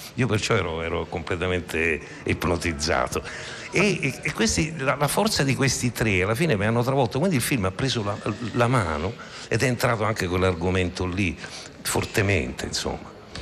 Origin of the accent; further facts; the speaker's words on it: Rome, Lazio, Italy; io sono romano